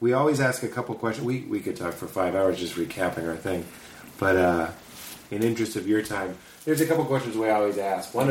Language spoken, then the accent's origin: English; Boston, Massachusetts, United States; I'm from Boston